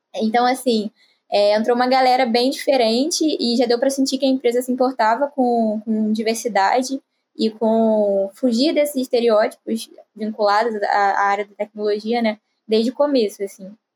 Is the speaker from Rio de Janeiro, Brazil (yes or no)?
yes; Rio de Janeiro, Brazil; eu tenho 20 anos, sou aqui do Rio de Janeiro também